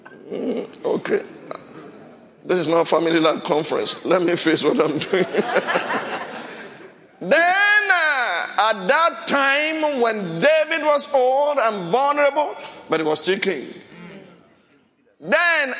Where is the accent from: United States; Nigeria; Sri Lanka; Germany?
Nigeria; Shodeke, where I came from.